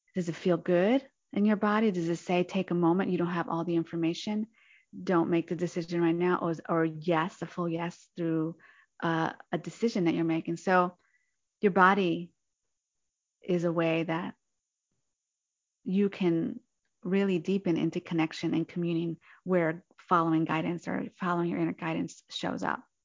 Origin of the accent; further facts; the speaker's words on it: New Jersey, United States; moved away as an adult; now in San Francisco Bay Area, United States; I'm originally from New Jersey to California, the San Francisco Bay Area in 2010